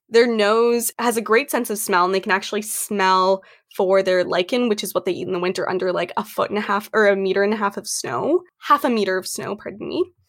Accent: Canada; also born or lived in Edmonton, Alberta; I am from Canada

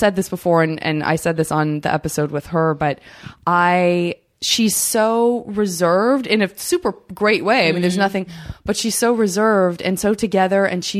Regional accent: Tucson, Arizona, United States; now in Los Angeles, United States; I'm from Tucson.

